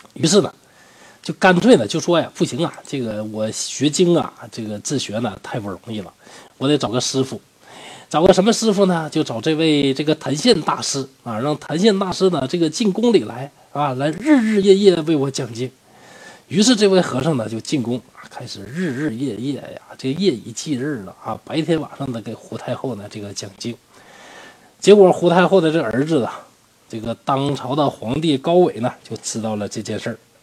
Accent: Northeast China, China; 我是东北人嘛

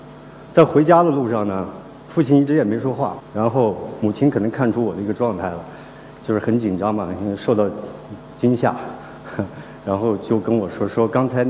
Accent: Kaligang, Qinghai, China; born there; 我是呃出生在青藏高原。呃，黄河岸边的一个小村庄，那个小村庄叫卡里冈，那里人风淳朴。

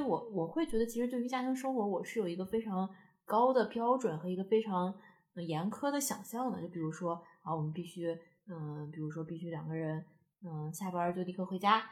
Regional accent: Taiyuan, Shanxi, China; moved away as an adult; now in Beijing, China; 在太原住所是可能差个八公里

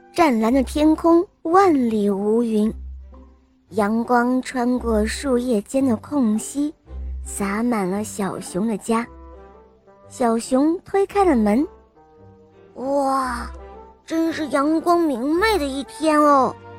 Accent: Emeishan, Sichuan, China; 我今年四岁半了，我来自格梅三四

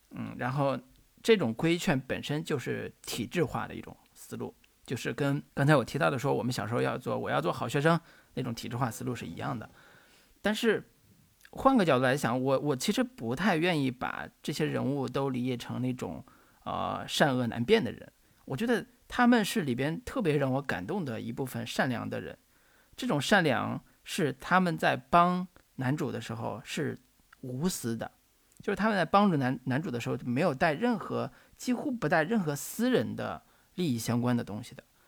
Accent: China; 我们中国人

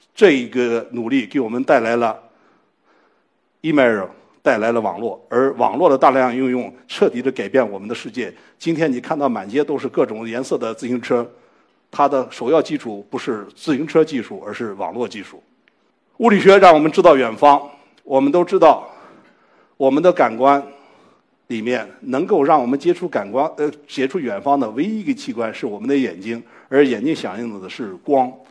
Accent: China; 我们中国人用中文

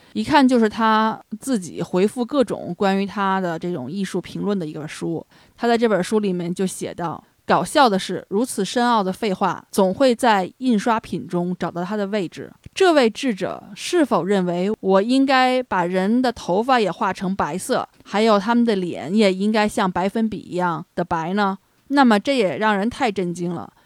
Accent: China; 作为中国人来讲

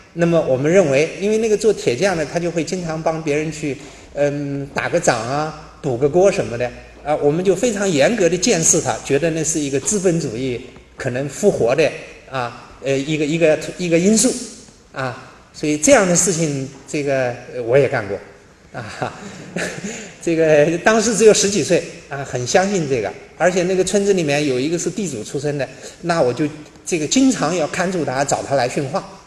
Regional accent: Nanjing, Jiangsu, China; 我是江苏人，生在南京，在南京上大学

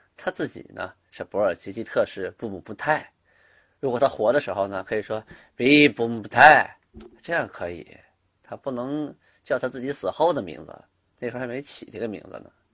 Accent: Shenyang, Liaoning, China; 小的时候我就出生在东陵区，现在呢，我家那地方变为沈河区了

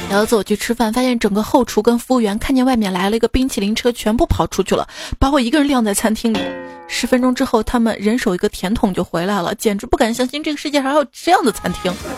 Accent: Shaanxi, China; 给我们陕西人一个一个馍一个馍，能夹住整个世界

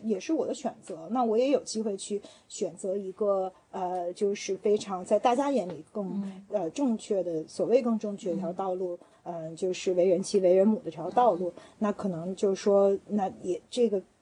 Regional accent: Beijing, China; 作为一个就是在北京胡同里长大的孩子

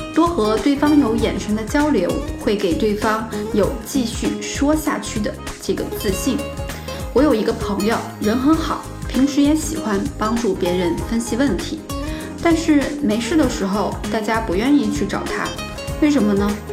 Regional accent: southern China, China; moved away as an adult; also born or lived in Xi'an; 我从小就在南方长大，在西安上的大学

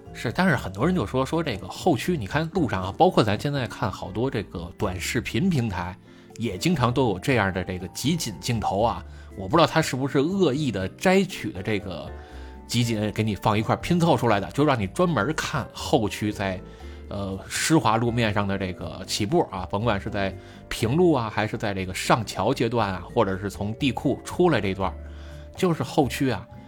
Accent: Beijing, China; 我们北京一般都说陆川甲

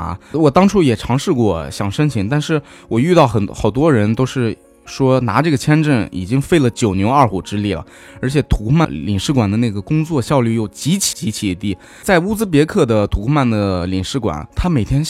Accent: Shanxi, China; moved away; 因为我家是山西的，河对面就是陕北，

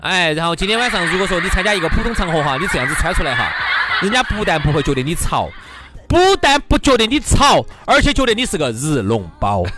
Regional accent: China

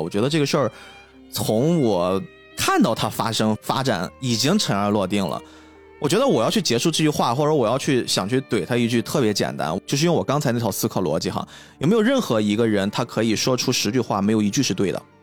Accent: China; 我们中国人

